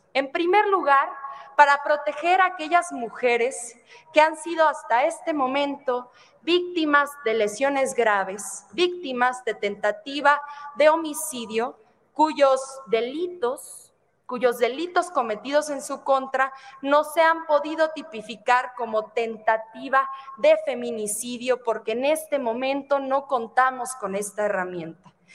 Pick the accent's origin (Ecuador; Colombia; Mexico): Mexico; Ciudad Juárez, Chihuahua; mi tierra natal, en Ciudad Juárez, Chihuahua